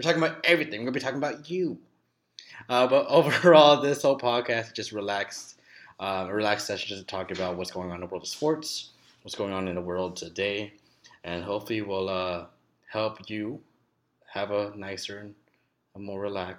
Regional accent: Philippines; I'm Filipino, and I hope my Filipinos out there, I hope you're all doing well.

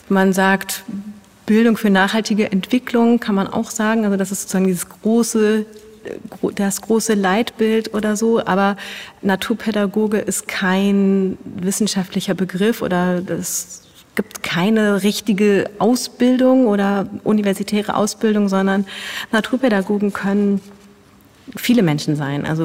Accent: Hamburg, Germany; Ich komme aus Hamburg

